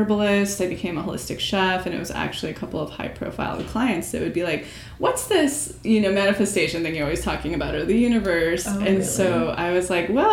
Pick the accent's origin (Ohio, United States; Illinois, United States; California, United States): California, United States; Mariposa; moved away as an adult; also born or lived in Central Valley, California; I'm from a small town right outside of Yosemite called Mariposa